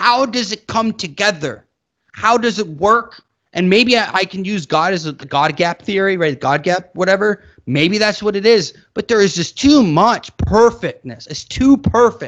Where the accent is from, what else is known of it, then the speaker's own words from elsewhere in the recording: United States; I grew up in America